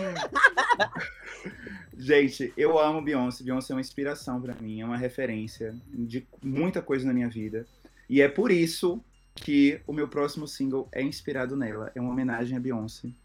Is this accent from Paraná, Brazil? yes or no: no; Itabuna, Bahia, Brazil; minha cidade, Tabuna, eu sou do interior da Bahia